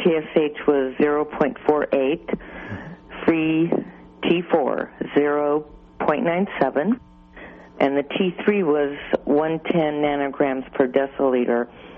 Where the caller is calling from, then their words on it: Albion, United States; Hi, this is …. I'm in Albion.